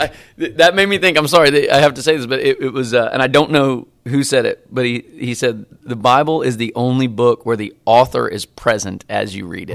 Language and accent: English; Bolivar, Missouri, United States; moved away as an adult; also born or lived in North Carolina; now in Dallas, United States; I grew up in Bolivar, Missouri.